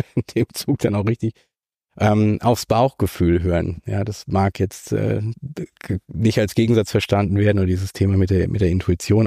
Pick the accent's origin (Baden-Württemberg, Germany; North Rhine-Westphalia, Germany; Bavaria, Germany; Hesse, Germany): Baden-Württemberg, Germany; Kaiserstuhl; also born or lived in Freiburg; Ich bin äh, zwar in Freiburg geboren, aber mit anderthalb schon an den, an den Kaiserstuhl gezogen